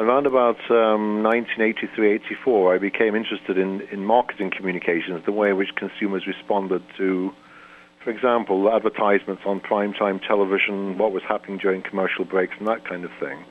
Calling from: St. Catharines, Ontario, Canada; I'm calling in from Canada

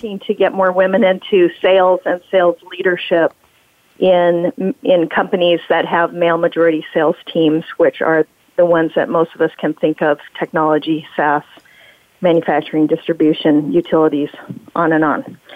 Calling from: Portsmouth, New Hampshire, United States; so, Bonnie, I am in lovely Portsmouth, New Hampshire.

